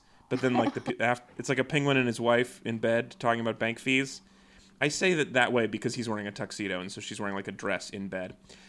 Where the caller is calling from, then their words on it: Mississauga, Ontario, Canada; I forgot to mention this at the beginning, but I'm recording today from Mississauga, Ontario. So I've been watching a lot of Canadian TV.